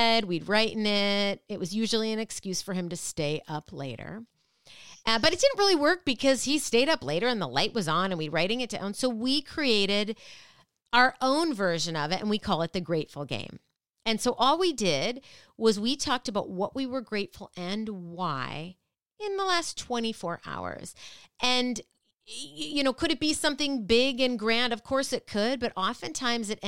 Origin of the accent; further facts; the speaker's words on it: Minnesota, United States; I grew up in Minnesota